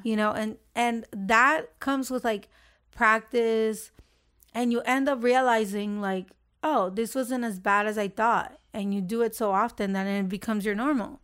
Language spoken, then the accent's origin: English; Honduras; moved away; I was from Honduras